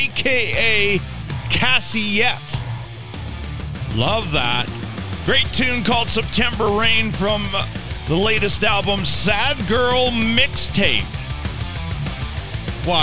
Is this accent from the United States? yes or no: no; Canada; accent: Canadian; our Canadian accent